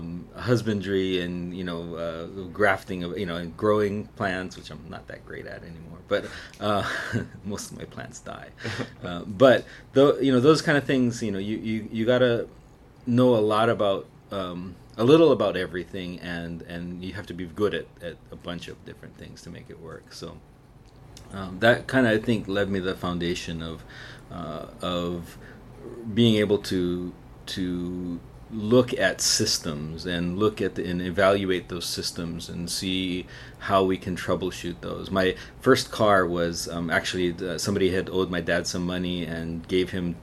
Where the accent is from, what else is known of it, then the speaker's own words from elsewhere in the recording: Maui, Hawaii, United States; also born or lived in Kula, Maui; I was born on Maui in a place called Kanayo